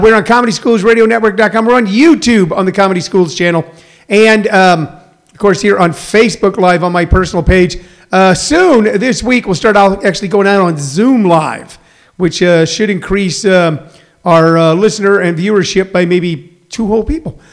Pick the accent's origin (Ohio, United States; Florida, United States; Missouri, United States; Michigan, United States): Missouri, United States; now in Maricopa, Arizona, United States; I'm from Missouri.